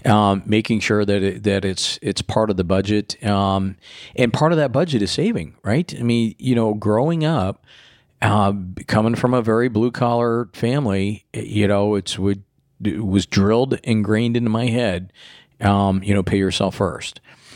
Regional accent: Florida, United States; Growing up in Florida, and they got hit with the side skirted a couple times with hurricanes, and having the power outages and everything else.

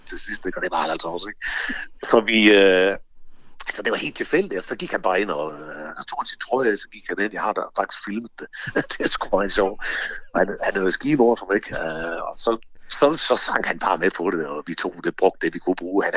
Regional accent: Horsens, Central Denmark Region, Denmark; nu kommer vi fra Horsens, ikke?

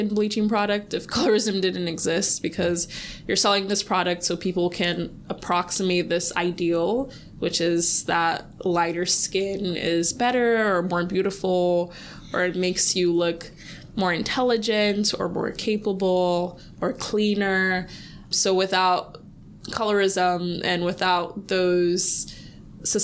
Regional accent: Sierra Leone; I'm from Sierra Leone

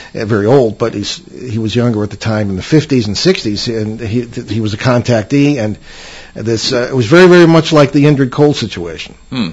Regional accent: Central Connecticut, United States; I grew up in Central Connecticut, not too far north of where the Moodus Noises take place

